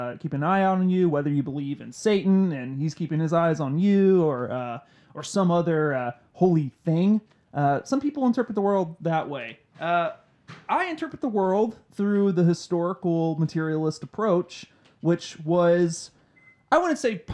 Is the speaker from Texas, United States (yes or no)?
yes; Waxahachie, Texas, United States; when I was growing up in Waxahachie